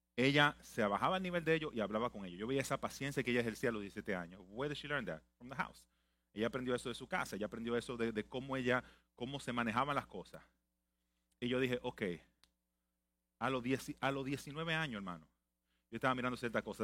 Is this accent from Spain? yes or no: no; Santo Domingo, Dominican Republic; now in United States; nací en Santo Domingo